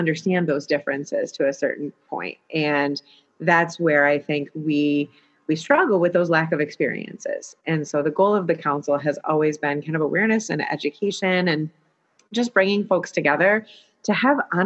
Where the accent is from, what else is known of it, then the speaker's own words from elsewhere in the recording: United States; I grew up in Livingston County